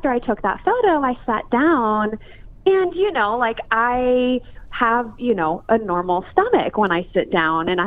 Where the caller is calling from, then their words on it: Los Angeles, California, United States; Uh, Los Angeles.